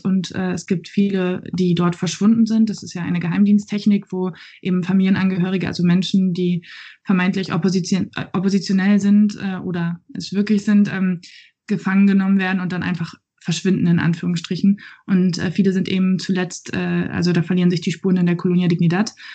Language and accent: German; Germany; ich doch als Deutsche